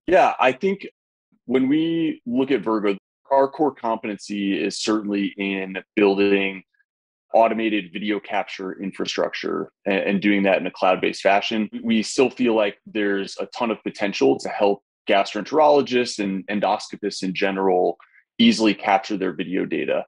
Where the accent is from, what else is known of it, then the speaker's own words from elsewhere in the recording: Indianapolis, Indiana, United States; my hometown of Indianapolis